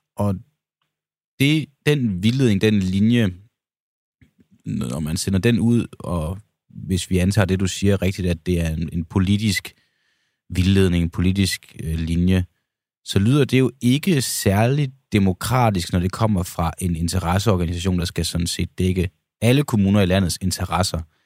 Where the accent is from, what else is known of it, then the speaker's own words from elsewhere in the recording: Denmark; vores lille land Danmark, vi som danskere